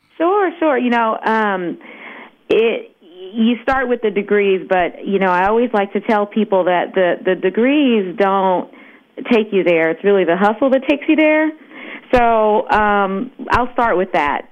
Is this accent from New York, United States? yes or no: no; Los Angeles, California, United States; growing up in Los Angeles, which is where I'm based